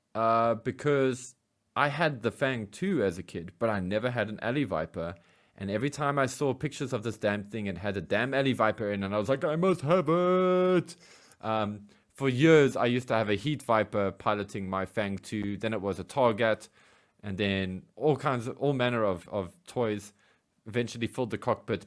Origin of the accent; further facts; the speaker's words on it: South Africa; as a South African G I Joe fan